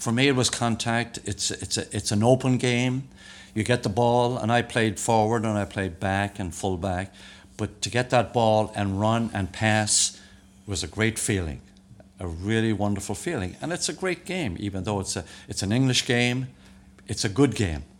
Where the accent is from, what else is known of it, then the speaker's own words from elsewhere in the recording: Dublin, Leinster, Ireland; moved away; also born or lived in Florida; I moved from Glasnevin.